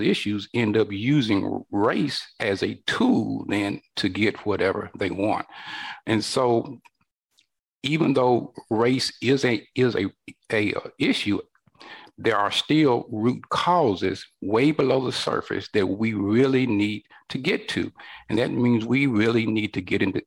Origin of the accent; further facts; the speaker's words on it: northern Alabama, United States; I was born here in northern Alabama in the 1960s during the height of the civil rights movement. And a lot of things were happening here in my home state